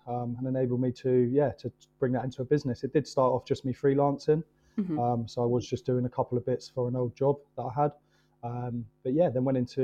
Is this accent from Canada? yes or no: no; Kent, South East England, United Kingdom; moved away; also born or lived in Bournemouth; I'm originally from Kent